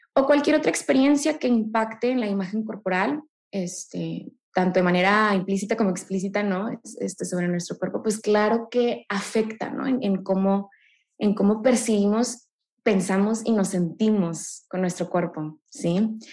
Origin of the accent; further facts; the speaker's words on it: Monterrey, Nuevo León, Mexico; Yo soy aquí orgullosamente regia